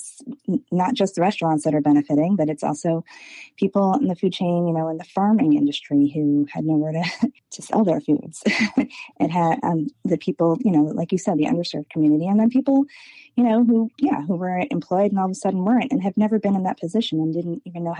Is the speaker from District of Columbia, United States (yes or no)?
no; New York City, New York, United States; now in Annapolis, United States; I'm from New York City, which is a town of a million restaurants